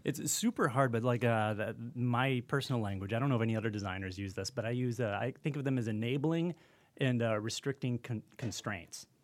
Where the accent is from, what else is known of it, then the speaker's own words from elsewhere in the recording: Kalamazoo, Michigan, United States; I'm from Kalamazoo, Michigan